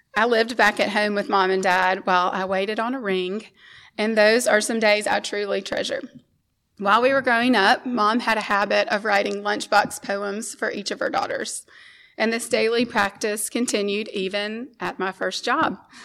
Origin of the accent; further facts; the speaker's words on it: Memphis, Tennessee, United States; We grew up here in Memphis in a loving Christian home